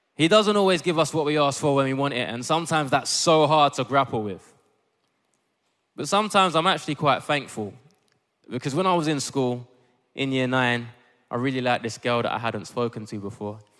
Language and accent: English; Ghana; I'm Ghanaian